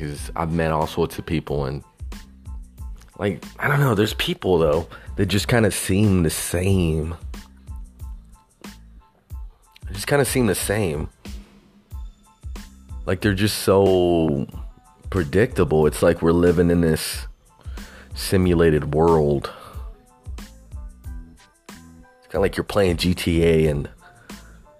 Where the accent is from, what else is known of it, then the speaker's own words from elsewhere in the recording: Texas, United States; Growing up in Texas